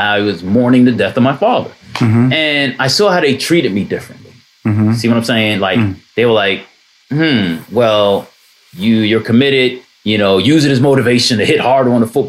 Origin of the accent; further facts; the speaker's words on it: Jersey City, New Jersey, United States; Born and raised in Jersey City, you know, came from very humble beginnings in the projects